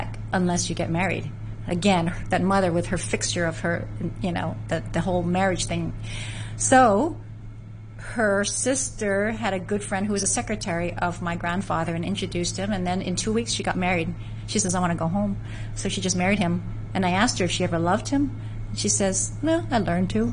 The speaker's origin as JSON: {"language": "English", "town": "San Francisco", "region": "California", "country": "United States", "tie": "born or raised there", "said": "I grew up in San Francisco. I was born in San Francisco."}